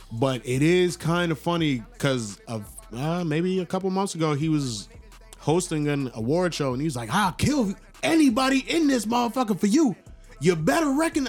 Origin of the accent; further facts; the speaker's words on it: Long Island, New York, United States; now in Atlanta, United States; I'm from Long Island originally